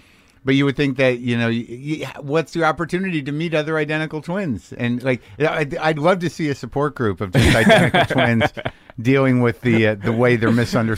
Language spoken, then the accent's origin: English; Jersey City, New Jersey, United States; I was born in Jersey City.